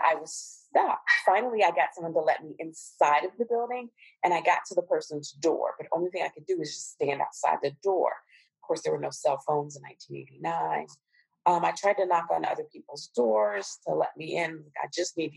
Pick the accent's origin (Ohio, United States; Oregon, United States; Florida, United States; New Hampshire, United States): Ohio, United States; Cincinnati; also born or lived in Nairobi, Kenya; Cincinnati, which is my hometown